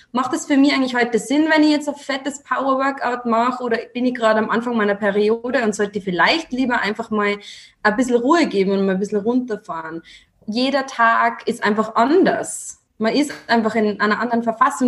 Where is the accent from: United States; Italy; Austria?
Austria; accent: Austrian; Ich komme aus Österreich, was man vielleicht an meinem Dialekt also so ein bisschen erkennt